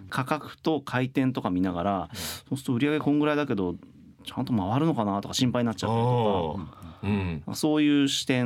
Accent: Tokyo, Japan; 僕もまあ東京の出身なんで

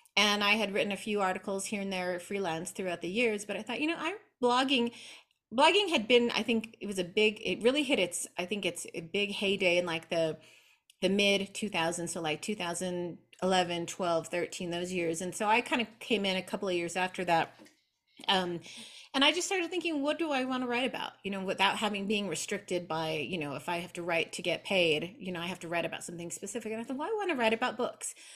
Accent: New Mexico, United States; I was born here in New Mexico in the southwest of the United States. I still live here in Albuquerque. I was raised primarily by my maternal grandmother

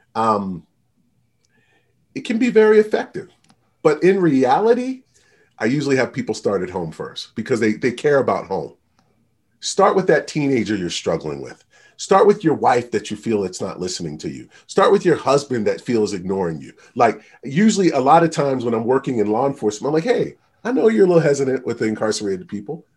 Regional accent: just outside of Baltimore, Maryland, United States; moved away as an adult; also born or lived in Utah; I grew up just outside of Baltimore, Maryland

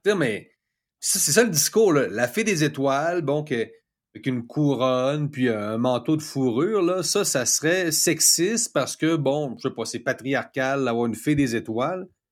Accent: Quebec City, Quebec, Canada; moved away as an adult; also born or lived in Mexico; je suis de Cap-Rouge, je suis de Québec

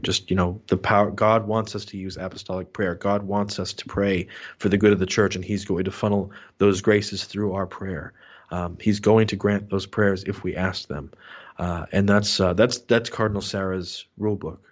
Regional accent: New Hampshire, United States; my hometown, uh, in, in, up here in New Hampshire

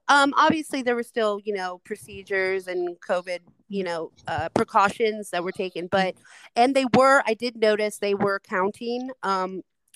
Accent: Las Vegas, Nevada, United States; I am from Las Vegas, Nevada

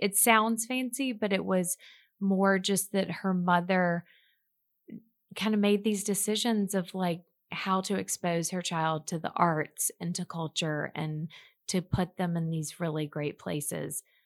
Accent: Mobile, Alabama, United States; moved away; Mobile, Alabama, which is my hometown

